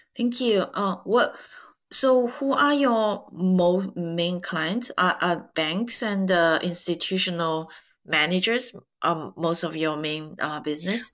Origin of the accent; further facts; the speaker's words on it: China; English is a second language; majority of Chinese after 1976, myself included, uh, you know, study English uh, starting fifth grade